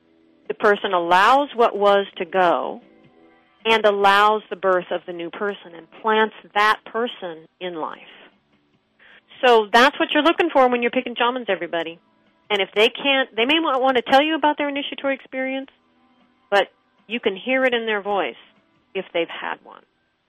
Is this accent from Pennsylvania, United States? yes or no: yes; Pittsburgh, Pennsylvania, United States; I was a kid from Pittsburgh, Pennsylvania, and I didn't know a thing about ships or fishing.